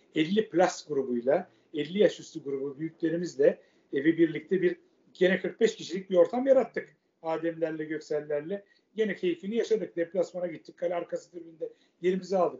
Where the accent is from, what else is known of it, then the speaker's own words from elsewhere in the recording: Istanbul, Turkey; also born or lived in Göztepe, Kadıköy, Istanbul; Ben Fatih doğumluyum. Anne tarafım çünkü İstanbul Fatihlidir. E, Fatih'te doğdum. 12 yaşına kadar oradaydım.